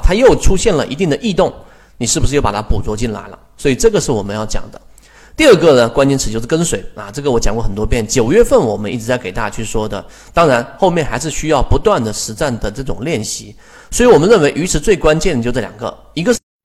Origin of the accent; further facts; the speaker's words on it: China; 我们中国人